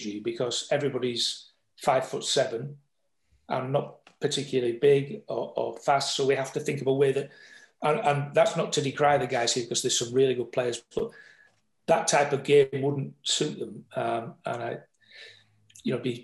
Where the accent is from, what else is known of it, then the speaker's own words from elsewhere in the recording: England, United Kingdom; me being an Englishman